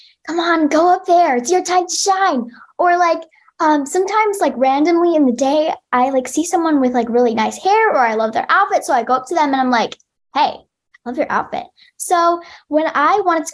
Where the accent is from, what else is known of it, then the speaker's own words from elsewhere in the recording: United States; I am Asian American. I'm half Chinese and half Korean.